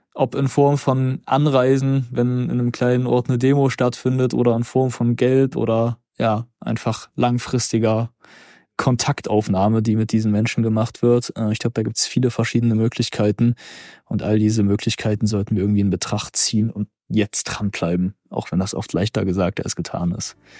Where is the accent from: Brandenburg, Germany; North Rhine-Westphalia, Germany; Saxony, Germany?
Saxony, Germany; Zwickau; moved away as an adult; now in Halle, Germany; in meiner Heimatstadt Zwickau